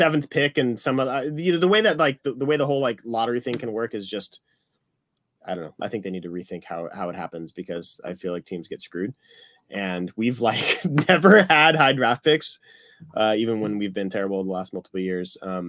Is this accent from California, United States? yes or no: yes; Santa Barbara, California, United States; also born or lived in Detroit; because the town that I grew up in, Santa Barbara, it's about 100 miles west of LA.